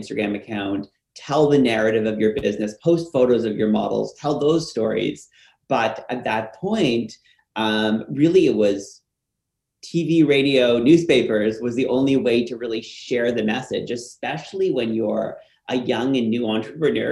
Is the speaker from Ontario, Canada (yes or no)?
yes; Ottawa, Ontario, Canada; the local newspaper in my hometown in Ottawa